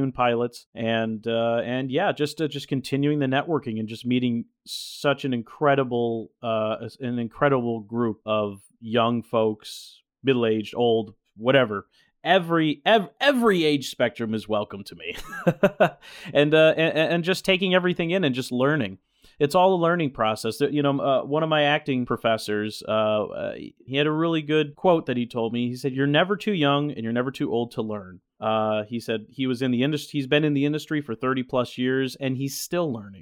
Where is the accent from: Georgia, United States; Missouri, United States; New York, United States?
New York, United States; central; moved away as an adult; also born or lived in Syracuse, New York; now in Los Angeles, United States; I'm originally from New York State. I was born and raised in a central New York town, right off of the southern coast of Lake Ontario